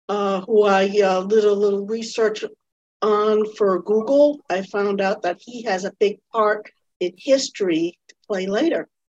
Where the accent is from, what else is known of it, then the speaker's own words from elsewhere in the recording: United States; as an American, the historical material kind of went over my head.